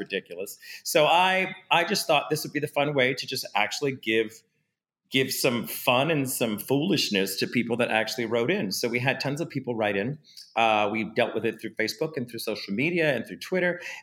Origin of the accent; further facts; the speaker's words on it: New Orleans, Louisiana, United States; I come from New Orleans where stuff like this would kind of stop your life for a minute